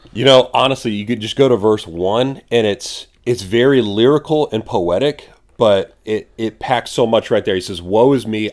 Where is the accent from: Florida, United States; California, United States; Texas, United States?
Texas, United States; San Antonio; we're from San Antonio